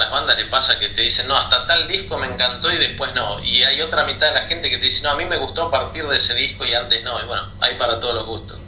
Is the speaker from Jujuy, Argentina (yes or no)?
no; La Plata, Buenos Aires Province, Argentina; moved away; tuve una banda en La Plata, de donde soy oriundo